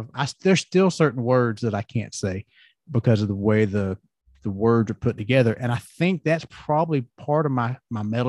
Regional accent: the South, United States; accent: Southern; growing up in the South, you know, everybody has that kind of Southern accent

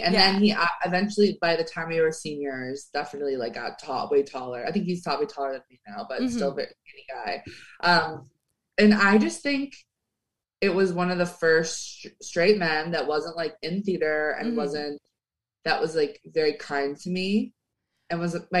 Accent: Chicago, Illinois, United States

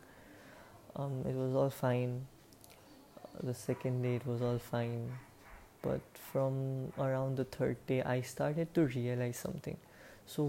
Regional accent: India; I am 18 years old, and I am an Indian

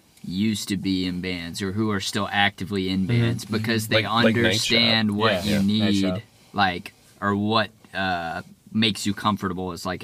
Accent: Austin, Texas, United States; I'm from Austin

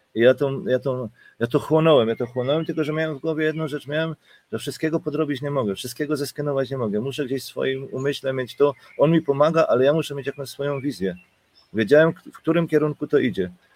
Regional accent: Silesian Voivodeship, Poland; now in Germany; jestem w Niemczech 33 lata a pochodzę w sumie ze Śląska

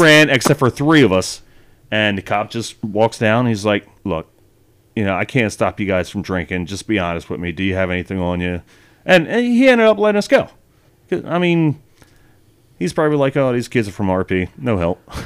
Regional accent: Wilmington, Delaware, United States; I spent twenty years growing up in that place

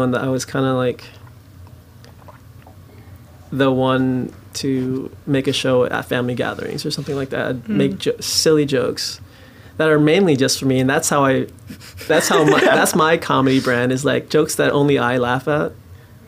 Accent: Kent, Washington, United States; In a suburb of Seattle, Kent, okay. Valley General Hospital is where I was born

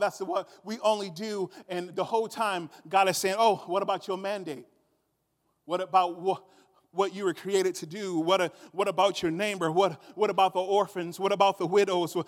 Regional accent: United States; I was noticed as an American before I opened up my mouth

